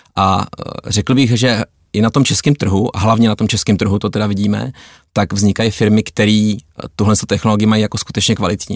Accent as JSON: {"language": "Czech", "country": "Czechia"}